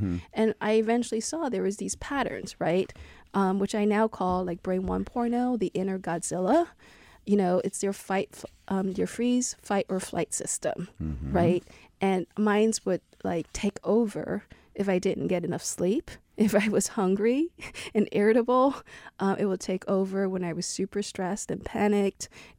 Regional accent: Ho Chi Minh City, Vietnam; born there; in my place where I was born in Vietnam, in Saigon.

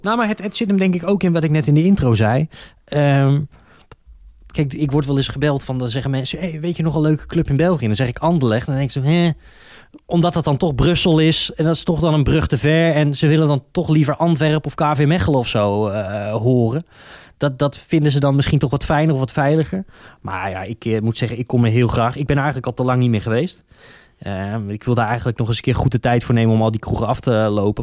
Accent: Utrecht, Netherlands; ik ben een Utrechter

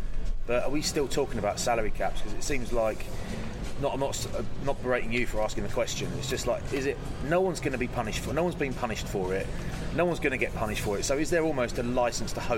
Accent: Kent, South East England, United Kingdom; I'm from Kent.

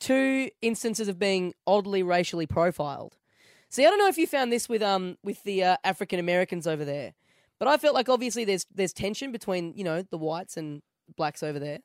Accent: Australia; I'm from Australia.

